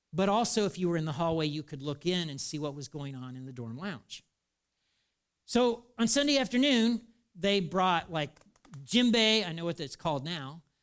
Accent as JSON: {"language": "English", "country": "United States", "said": "I'm an American too"}